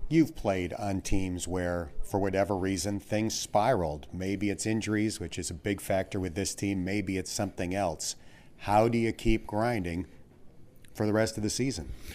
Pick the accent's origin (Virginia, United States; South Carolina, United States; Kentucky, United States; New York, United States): New York, United States; Buffalo; I'm from the Buffalo area